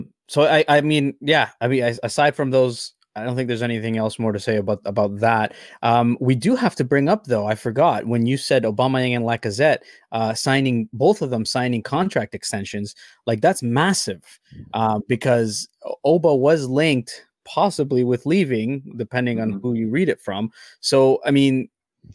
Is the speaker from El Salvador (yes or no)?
yes; El Salvador; I'm from El Salvador